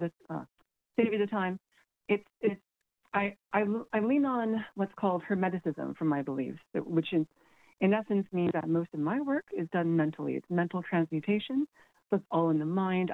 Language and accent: English; Cayman Islands; moved away as an adult; now in Galway, Ireland; including my own. The Cayman Islands is a British colony